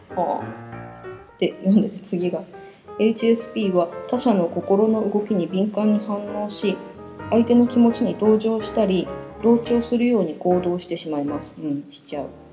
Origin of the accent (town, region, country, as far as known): Nagoya, Aichi, Japan; accent: Nagoya-ben